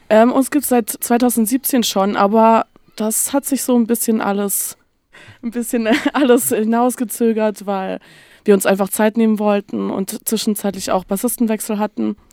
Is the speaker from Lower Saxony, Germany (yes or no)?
no; Stuttgart, Baden-Württemberg, Germany; moved away as an adult; now in Hamburg, Germany; ich komme eigentlich aus Stuttgart